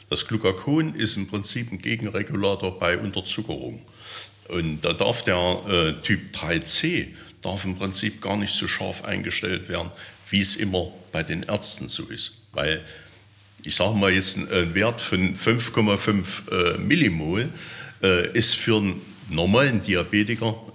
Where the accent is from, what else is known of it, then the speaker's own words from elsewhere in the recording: Teuchern, Saxony-Anhalt, Germany; Ich komme ja aus Teuchern.